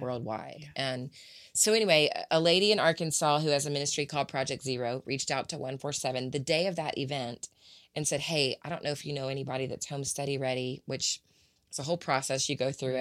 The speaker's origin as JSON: {"language": "English", "town": "Atlanta", "region": "Georgia", "country": "United States", "tie": "born or raised there", "also_born_or_lived": "Waco, Texas", "moved": "as an adult", "lives_now": "Nashville, United States", "said": "only child, born and raised in Atlanta, Georgia, by Pam and Richard Brown"}